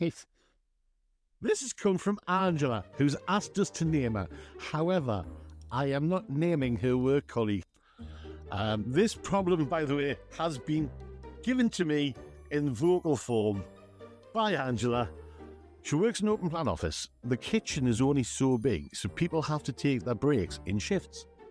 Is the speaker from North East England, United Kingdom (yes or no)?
yes; West Moor, North East England, United Kingdom; I was from West Moor